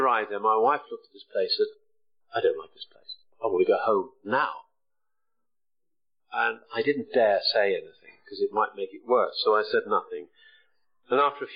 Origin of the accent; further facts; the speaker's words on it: the Wirral, North West England, United Kingdom; now in Bristol, United Kingdom; I'm a lad from the Wirral who doesn't have a Scouse accent